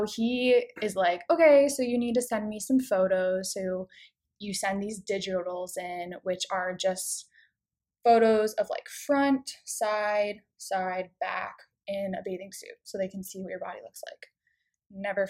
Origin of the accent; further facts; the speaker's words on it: King of Prussia, Pennsylvania, United States; my hometown in King of Prussia